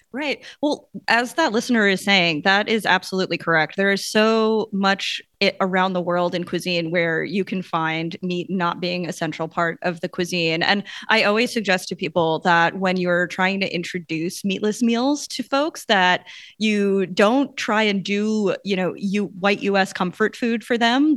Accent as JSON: {"language": "English", "area": "Long Island, Suffolk County", "region": "New York", "country": "United States", "tie": "born or raised there", "said": "I grew up on Long Island in Suffolk County"}